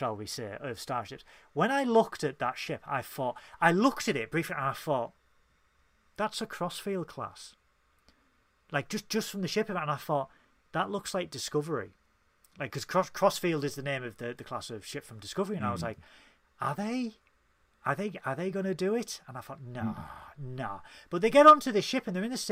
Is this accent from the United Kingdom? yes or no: yes; Tyneside, North East England, United Kingdom; accent: Geordie